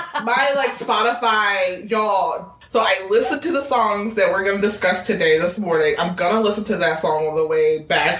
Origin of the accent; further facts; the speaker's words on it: Rocky Mount, North Carolina, United States; I was born in Rocky Mount, North Carolina